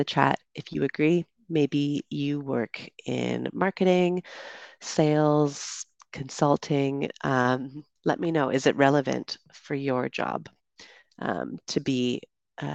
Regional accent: Canada; moved away; also born or lived in United Kingdom; I'm originally from Canada

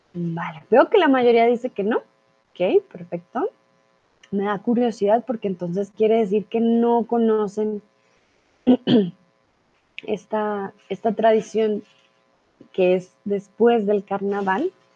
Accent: Colombia; soy de Colombia

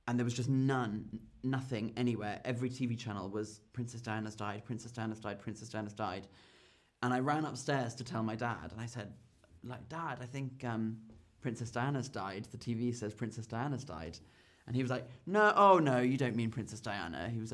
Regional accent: United Kingdom; I'm British

